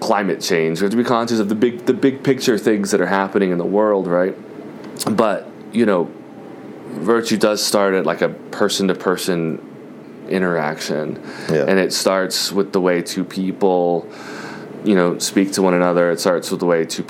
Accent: Jacksonville, Florida, United States; now in New York, United States; I grew up in Jacksonville, Florida, on the west side of Jacksonville, Florida.

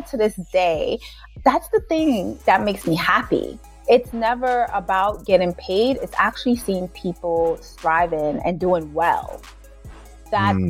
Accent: New York City, New York, United States; also born or lived in Jamaica; I am a little girl that was actually born and raised in Jamaica for part of her younger years. Then my mom moved me here to Brooklyn. I was raised in Brooklyn

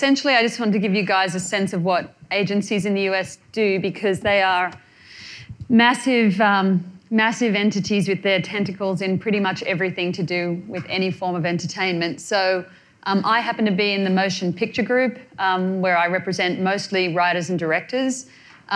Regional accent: New South Wales, Australia; moved away as an adult; now in Los Angeles, United States; I come from Australia

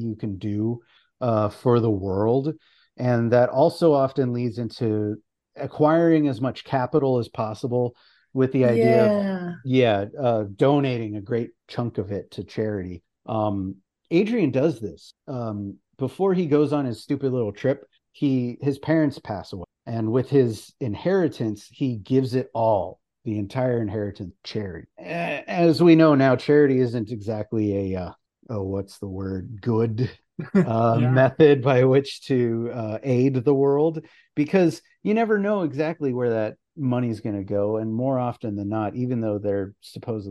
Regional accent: Canada; I'm Canadian

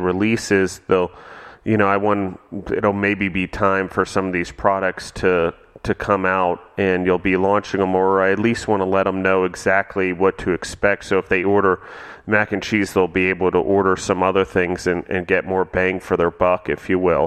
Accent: Maryland, United States; moved away; also born or lived in Georgia; I grew up in Maryland, so not quite so Southern

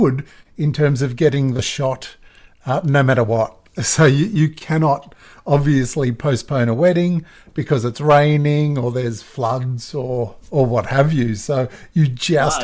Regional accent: Australia; accent: Australian; my Australian accent

